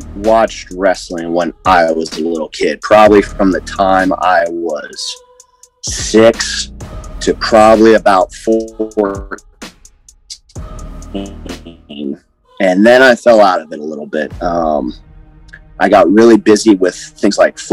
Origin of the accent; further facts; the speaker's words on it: Columbus, Ohio, United States; I grew up here in Columbus, Ohio, born and raised, never left, never planned to.